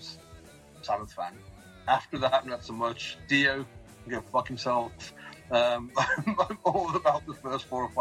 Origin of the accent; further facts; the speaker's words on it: Tamworth, West Midlands, United Kingdom; I'd always say Birmingham because Tamworth, no one's going to know Tamworth.